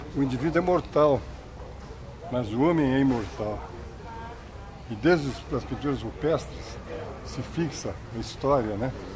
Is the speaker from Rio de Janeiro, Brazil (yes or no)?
no; Belo Horizonte, Minas Gerais, Brazil; also born or lived in Divinópolis / Peçanha; eu me considero mais um, um, um cidadão de Belo Horizonte, sabe, onde eu cresci, já na minha infância aqui, passei toda, toda a infância e adolescência aqui